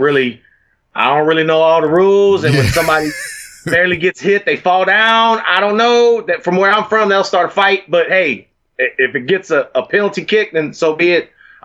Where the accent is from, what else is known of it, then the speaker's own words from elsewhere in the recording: Texas, United States; also born or lived in Houston; plus, you know, I'm from Texas, man.